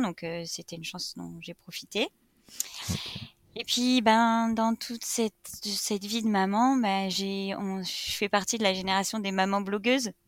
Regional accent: Reims, Grand Est, France; moved away as an adult; also born or lived in Paris; now in Brittany, France; je suis née à Reims. où j'ai passé mes 18 premières années de vie

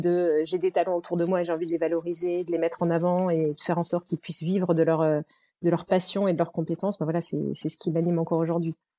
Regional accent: Normandy, France; moved away as an adult; also born or lived in Nancy; je suis normande

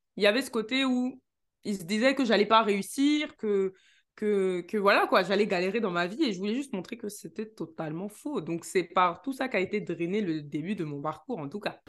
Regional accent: Neuilly-sur-Seine, Île-de-France, France; je suis née à Neuilly-sur-Seine

